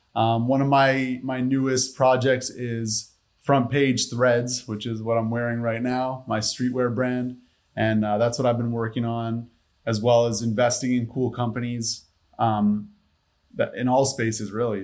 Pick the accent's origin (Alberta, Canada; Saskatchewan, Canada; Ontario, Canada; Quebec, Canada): Quebec, Canada; Montreal; moved away; I'm from Montreal, Canada originally.